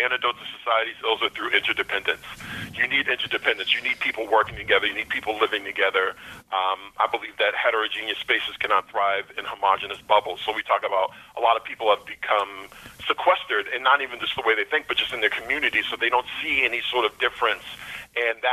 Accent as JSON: {"language": "English", "town": "Boston", "region": "Massachusetts", "country": "United States", "tie": "born or raised there", "said": "growing up in Boston"}